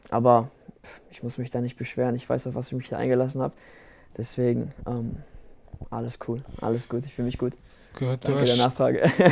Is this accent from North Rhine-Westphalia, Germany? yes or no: no; Rastatt, Baden-Württemberg, Germany; Rastatt ist meine Heimat ich möchte auch, dass äh, die Leute am Ende wissen, dass wir aus Rastatt kommen, dass, äh, dass, unsere, dass unsere kleine Stadt auf die Landkarte kommt